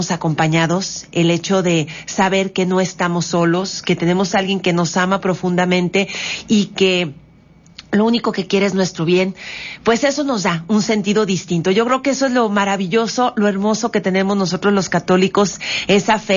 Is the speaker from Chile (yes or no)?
no; Mexico; tratar de verdad de que este México sea grande